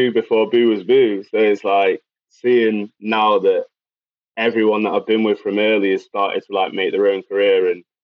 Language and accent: English; Macclesfield, North West England, United Kingdom; also born or lived in Manchester; So Macclesfield, born and bred. I've actually moved back to Macclesfield on the end of December.